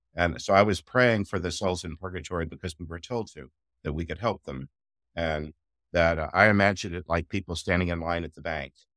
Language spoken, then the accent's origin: English; United States; I'm American